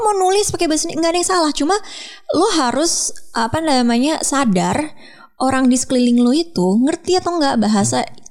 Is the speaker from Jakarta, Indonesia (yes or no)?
yes; Jakarta, Indonesia; gue orang Jakarta